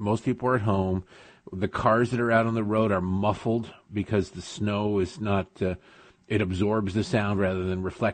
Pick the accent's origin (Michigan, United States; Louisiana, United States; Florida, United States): Michigan, United States; moved away; also born or lived in Baltimore / near Washington, D.C.; I grew up in Michigan